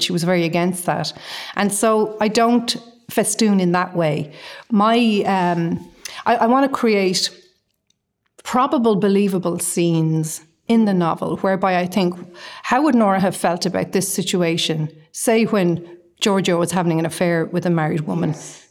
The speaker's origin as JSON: {"language": "English", "town": "Dublin", "region": "Leinster", "country": "Ireland", "moved": "yes", "lives_now": "Galway, Ireland", "said": "I live in Galway. I'm from Dublin."}